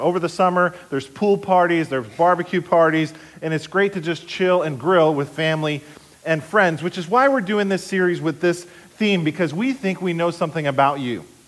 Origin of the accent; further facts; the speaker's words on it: Somerset County, New Jersey, United States; I'm from New Jersey. I was born and raised here in Somerset County.